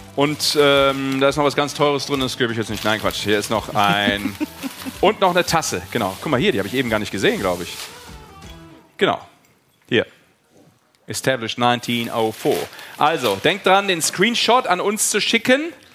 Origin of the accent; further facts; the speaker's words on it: Düsseldorf, North Rhine-Westphalia, Germany; gebürtiger Düsseldorfer